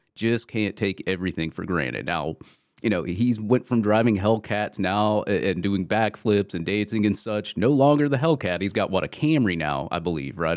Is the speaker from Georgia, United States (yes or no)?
yes; Atlanta, Georgia, United States; my hometown